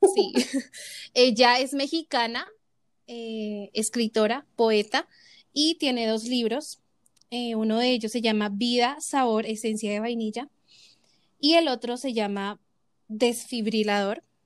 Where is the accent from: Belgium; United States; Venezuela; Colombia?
Colombia; Bogotá; somos de Bogotá.